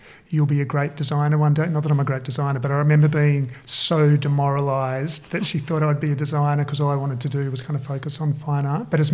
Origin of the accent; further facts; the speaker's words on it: Perth, Western Australia, Australia; moved away as an adult; now in Sydney, Australia; I grew up in Perth and I moved to Sydney to study industrial design.